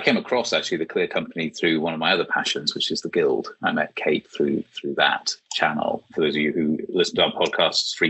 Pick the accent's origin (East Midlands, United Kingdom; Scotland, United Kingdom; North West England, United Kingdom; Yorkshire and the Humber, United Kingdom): Scotland, United Kingdom; Aberdeen; also born or lived in London; now in York, United Kingdom; I grew up in Aberdeen